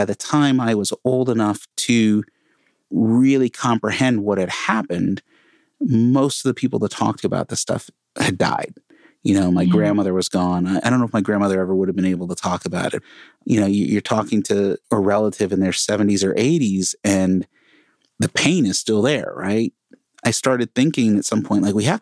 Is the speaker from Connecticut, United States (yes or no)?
yes; Connecticut, United States; now in Portland, United States; Before I moved to Portland, I grew up in Connecticut, right outside New York City, small, tiny little town